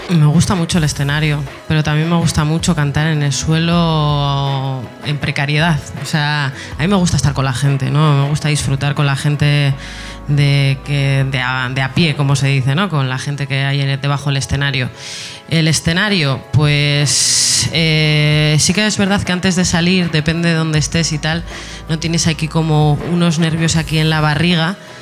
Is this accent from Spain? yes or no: yes; Etxebarri, Basque Country, Spain; yo cuando era pequeña, yo soy de Echevarri eh, y en las fiestas de mi barrio